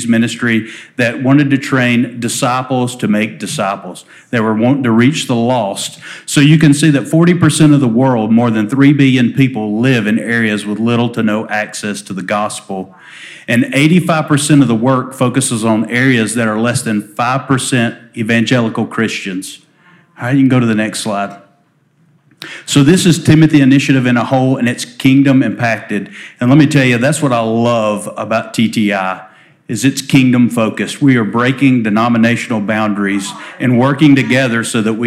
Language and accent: English; Alabama, United States; accent: drawl; I am from Alabama.